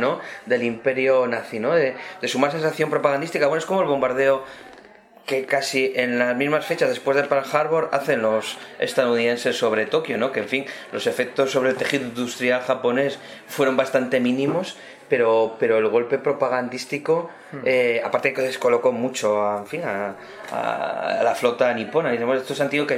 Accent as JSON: {"language": "Spanish", "region": "Cantabria", "country": "Spain", "said": "mi tierra de Cantabria"}